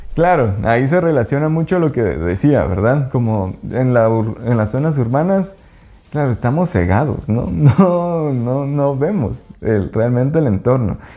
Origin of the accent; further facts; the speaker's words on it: Quetzaltenango, Guatemala; moved away as an adult; now in Lake Atitlán, Guatemala; Yo soy de Shela. pues allá nací y allá crecí pues toda mi vida